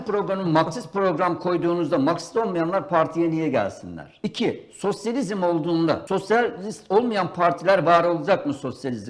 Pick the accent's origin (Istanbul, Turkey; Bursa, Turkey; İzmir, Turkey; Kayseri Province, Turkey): Istanbul, Turkey; İstanbulluyum ben.